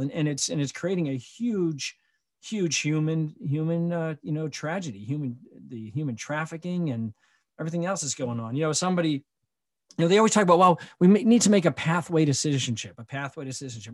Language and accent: English; Michigan, United States; my home state of Michigan